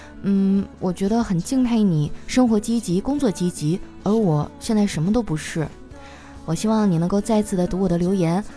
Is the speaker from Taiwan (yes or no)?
no; Qitaihe, Heilongjiang, China; moved away; 老乡啊，七台河。哎呀，我都好久没有回去了